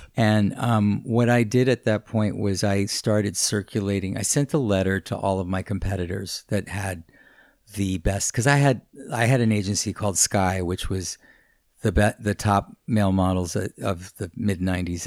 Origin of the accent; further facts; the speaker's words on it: New York City, New York, United States; we, we lived in Hell's Kitchen